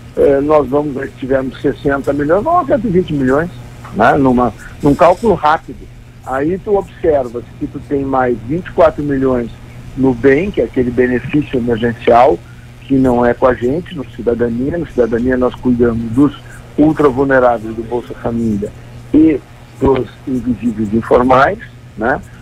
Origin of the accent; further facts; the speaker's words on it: Rio Grande do Sul, Brazil; Eu, como gaúcho